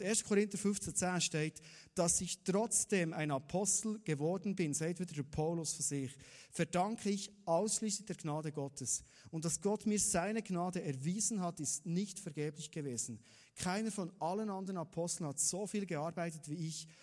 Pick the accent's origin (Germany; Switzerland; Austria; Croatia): Switzerland; Thun, Bern; als Thuner